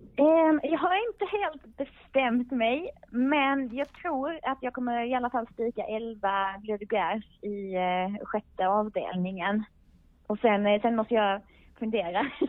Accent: Skåne, Sweden; jag är ju skåning själv

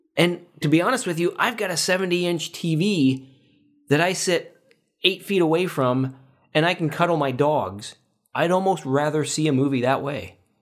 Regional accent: Paxton, United States; here in my hometown of Paxton

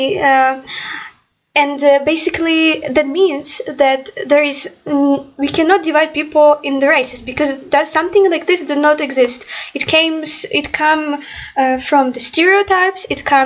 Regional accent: Ukraine; English is a second language; I'm from Ukraine

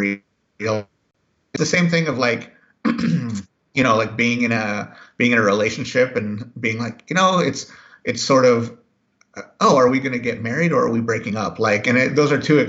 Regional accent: Seattle, Washington, United States; also born or lived in Missoula, Montana; we moved to Seattle, to the Seattle area, when I was 6. And so I've spent the rest of my life more or less in the Northwest

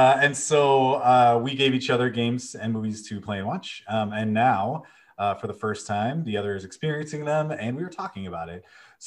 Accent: Chicago, Illinois, United States; I say Chrono, because, you know, I'm from Chicago

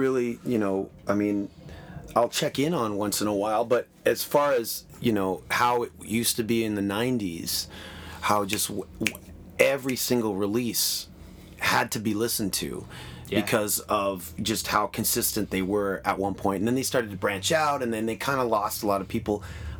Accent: Toronto, Ontario, Canada; being growing up in Toronto, being part of the scene

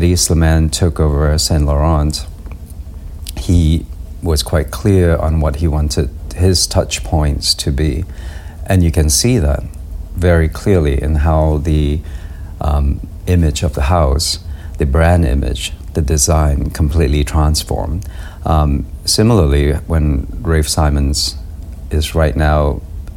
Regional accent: Malaysia; moved away; Growing up in Malaysia

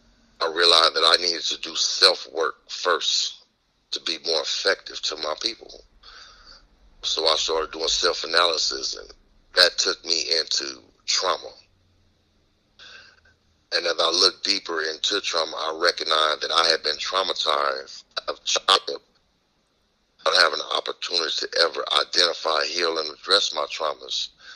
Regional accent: Houston, Texas, United States; now in Los Angeles, United States; I'm originally from Houston, Texas. In 1975, I was sent to Los Angeles after my father was taken from me.

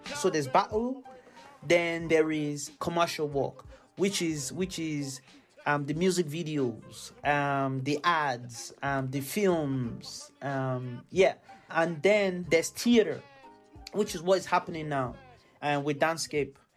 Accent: Carlow, Ireland; I grew up um, um, um, as half Nigerian and half Irish, uh, or Nigerian Irish

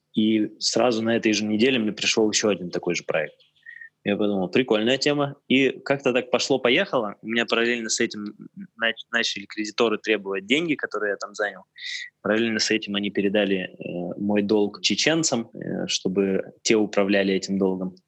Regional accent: Tyumen, Tyumen Oblast, Russia; это еще было в Тюмени, я родился в Тюмени

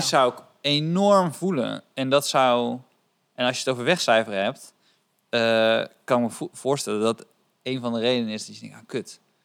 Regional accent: Rotterdam, South Holland, Netherlands; Ik kom ook uit Rot- Rotterdam

